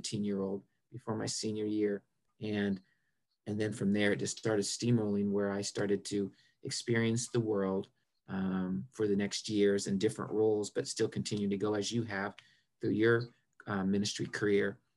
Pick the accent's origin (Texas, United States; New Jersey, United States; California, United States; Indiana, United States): Indiana, United States; Marion; moved away as an adult; now in South Carolina, United States; I grew up in Marion, Indiana, small town